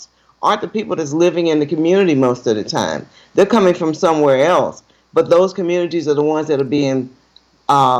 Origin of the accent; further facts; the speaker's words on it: Alabama, United States; moved away as an adult; also born or lived in Michigan; I moved back home to Alabama, because I moved back here directly from Michigan.